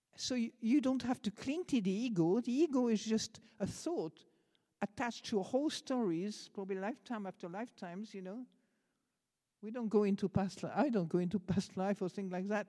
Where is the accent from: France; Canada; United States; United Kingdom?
France; accent: French; English is a second language; moved away; I'm French